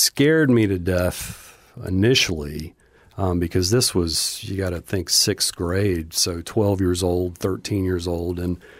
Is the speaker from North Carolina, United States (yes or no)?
yes; Charlotte, North Carolina, United States; I would classify myself as growing up in Charlotte, North Carolina, mainly because we moved there when I was 12 and stayed there throughout the rest of my years before I moved.